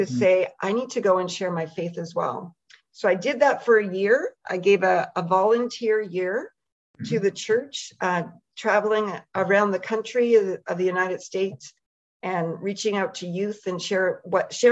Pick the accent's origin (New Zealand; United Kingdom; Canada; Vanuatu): Canada; the Maritimes; I'm Canadian and from out in the Maritimes